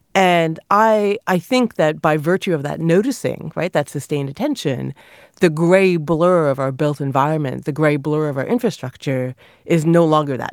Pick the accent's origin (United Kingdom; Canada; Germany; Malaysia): Canada; a small child growing up in Canada